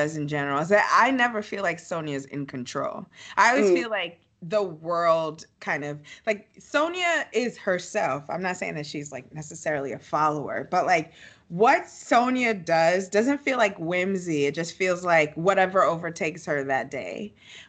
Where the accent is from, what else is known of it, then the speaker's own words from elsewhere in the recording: Nigeria; I'm Nigerian